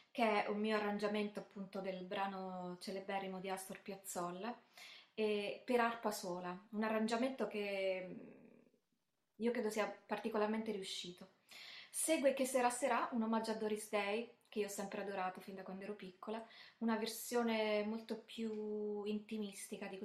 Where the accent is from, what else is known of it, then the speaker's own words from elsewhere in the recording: Termoli, Molise, Italy; also born or lived in Bari; una nella mia città, diciamo, di adozione, perché io sono nata a Bari ma cresciuta a Termoli